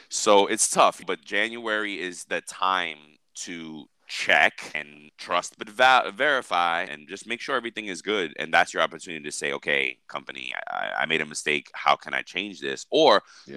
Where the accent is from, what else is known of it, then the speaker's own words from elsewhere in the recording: New York, United States; I'm a New Yorker